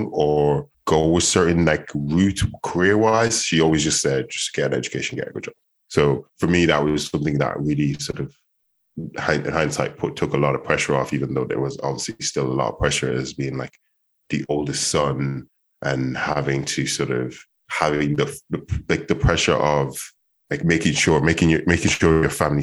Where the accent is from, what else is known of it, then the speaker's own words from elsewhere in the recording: Dublin, Leinster, Ireland; also born or lived in Nigeria / Carlow / Balbriggan; I moved to Dublin, well, my family moved to Dublin when I was about 4 years old. We lived in Carlow originally for about 2 years, and then I moved to Dublin, was living in Blanchardstown.